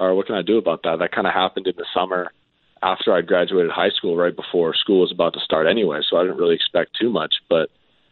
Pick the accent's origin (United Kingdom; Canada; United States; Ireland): Canada; growing up in Canada